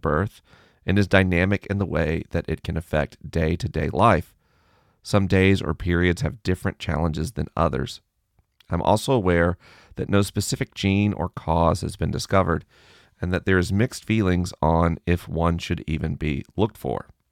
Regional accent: the South, United States; I grew up in the South

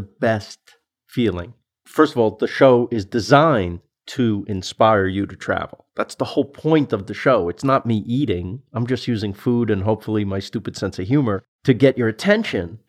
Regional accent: New York City, New York, United States; I'm from Queens

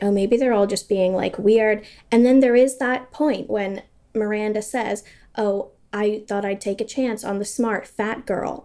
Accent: United States; now in United Kingdom; I live in the U K, but I grew up in America

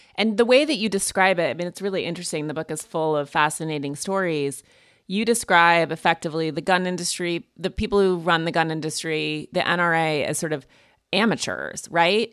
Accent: Montana, United States; I'm also from Montana

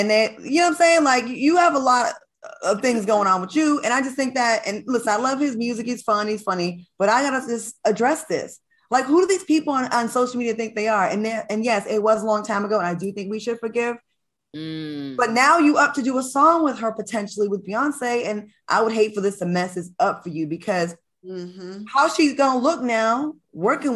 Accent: New England, United States; Growing up in New England

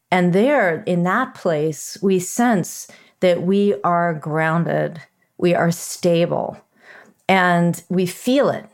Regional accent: United States; when I was growing up in America

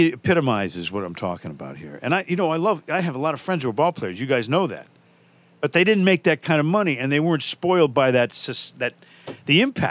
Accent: Dorchester, Massachusetts, United States; I'm from Dorchester. No one gets a heart.

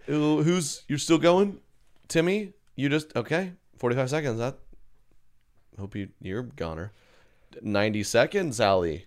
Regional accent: Tornado Alley, United States; growing up in Tornado Alley

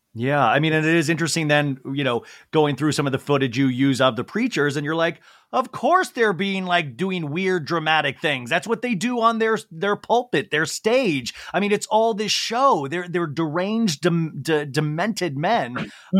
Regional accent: Olathe, Kansas, United States; moved away; I grew up in Olathe, Kansas.

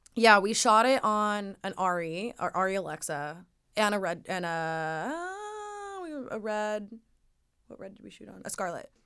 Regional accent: Laguna Beach, California, United States; growing up in Laguna

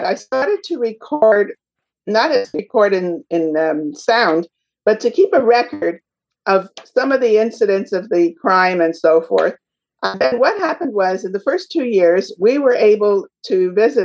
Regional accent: Montreal, Quebec, Canada; now in Toronto, Canada; So I'm a Canadian. I come from Montreal and I'm living today in Toronto

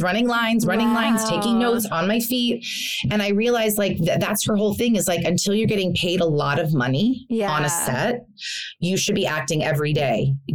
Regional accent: New York, United States; now in Los Angeles, United States; I hate LA. I'll never live in LA. I'm a New Yorker. I'm a theater girl.

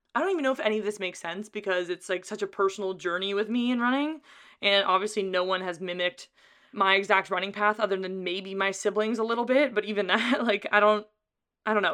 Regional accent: Carlsbad, California, United States; It's in my hometown

